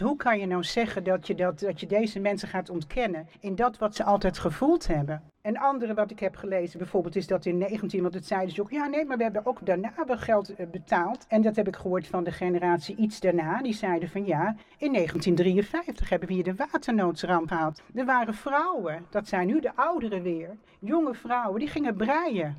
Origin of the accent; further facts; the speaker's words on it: Amsterdam, North Holland, Netherlands; geboren en getogen in Amsterdam